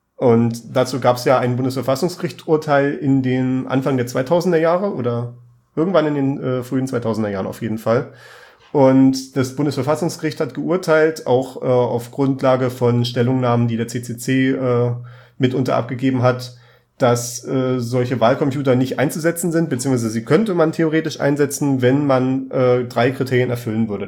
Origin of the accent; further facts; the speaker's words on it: Germany; also born or lived in Saxony; bei uns in Deutschland